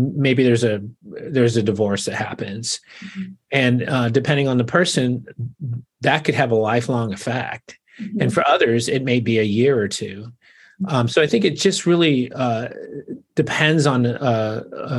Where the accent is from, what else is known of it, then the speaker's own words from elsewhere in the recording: Arizona, United States; moved away as an adult; now in Portland, United States; I'm originally from Arizona, moved here about 10 years ago